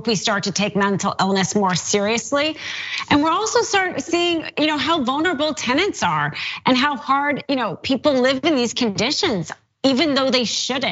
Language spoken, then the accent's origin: English; Los Angeles, California, United States; I'm from Los Angeles